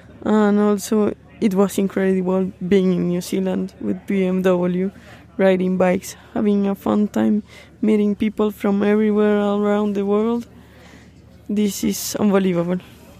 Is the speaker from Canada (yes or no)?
no; Colombia; Isabella Londoño from Female Team 1, representing Latin America, but I'm from Colombia.